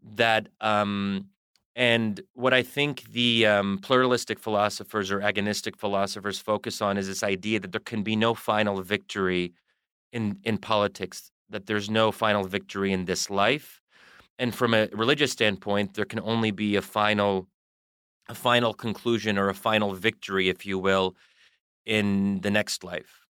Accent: United States; I am a product of American culture and I am American.

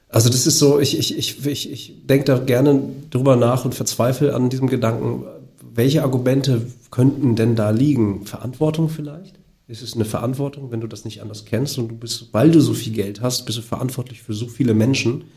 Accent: Germany; ich bin ja auch in Deutschland geboren

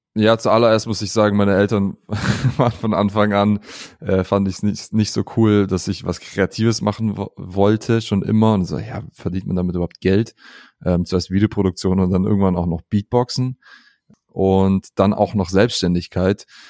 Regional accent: Southern Germany, Germany; Ich bin aber in, äh, im Süden geboren, äh, in Süddeutschland.

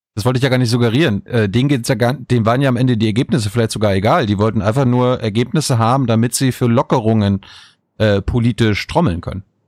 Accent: Mecklenburg-Vorpommern, Germany; ich komme aus Mecklenburg-Vorpommern

